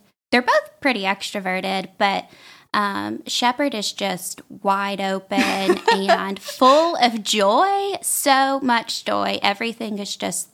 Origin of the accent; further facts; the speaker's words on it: Jasper, Alabama, United States; I grew up in Jasper, Alabama